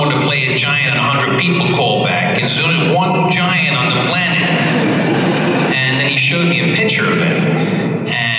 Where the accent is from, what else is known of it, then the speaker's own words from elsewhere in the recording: England, United Kingdom; I grew up in England